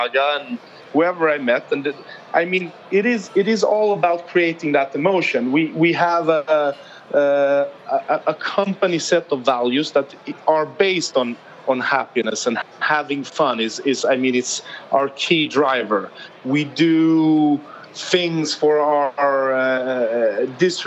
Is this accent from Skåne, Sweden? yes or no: yes; Malmö, Skåne, Sweden; now in Stockholm, Sweden; I'm not from Stockholm, where I'm based. I'm very patriotic about where I come from, a southern town called Malmö in Sweden.